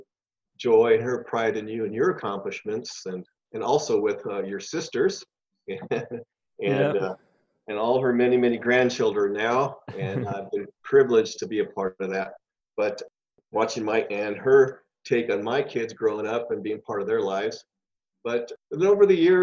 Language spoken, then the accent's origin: English; Los Angeles, California, United States; also born or lived in San Diego; I was born in East LA and at the Japanese Hospital of East